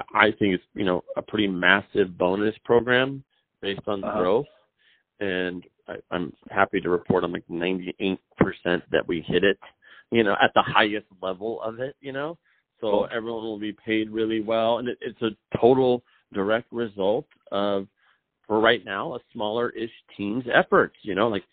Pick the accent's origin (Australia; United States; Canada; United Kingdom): United States; Richland, Washington; Richland High School in Richland, Washington